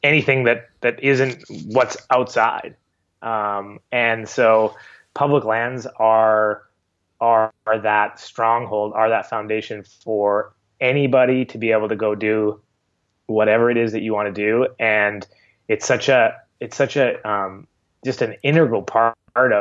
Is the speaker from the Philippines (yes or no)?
no; Canada; being a Canadian and living in Canada